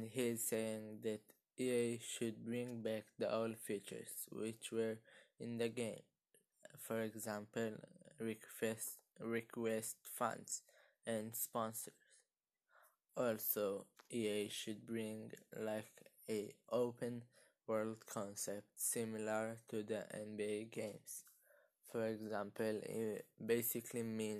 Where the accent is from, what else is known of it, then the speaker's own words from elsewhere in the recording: Israel; I am from Israel, and now I am 13 years old